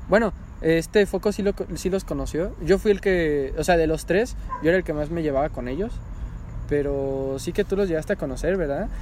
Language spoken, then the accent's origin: Spanish; Mexico; soy el peor mexicano del mundo